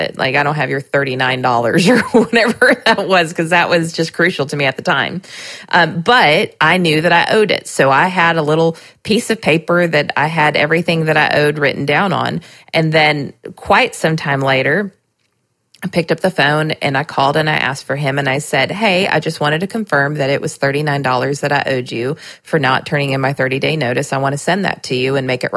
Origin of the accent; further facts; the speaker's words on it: Southern California, United States; also born or lived in Nashville, Tennessee; now in Lebanon, Tennessee, United States; I grew up in Southern California